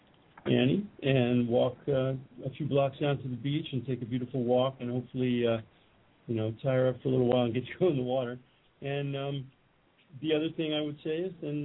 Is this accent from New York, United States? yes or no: yes; New York, United States; also born or lived in Brooklyn, New York; I'm a New Yorker